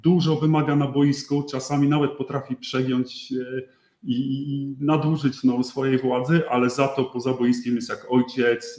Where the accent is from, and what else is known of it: Poland; moved away as an adult